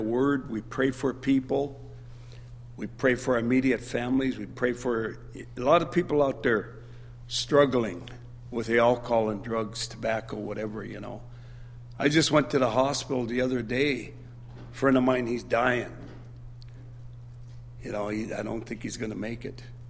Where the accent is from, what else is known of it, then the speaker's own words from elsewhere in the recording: Dillingham, Alaska, United States; now in Anchorage, United States; I'm originally from Dillingham.